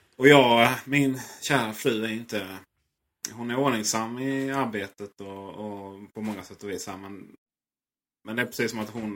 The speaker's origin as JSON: {"language": "Swedish", "region": "Blekinge", "country": "Sweden", "said": "Där jag kommer från Blekinge har vi en liten residensstad som heter Karlskrona"}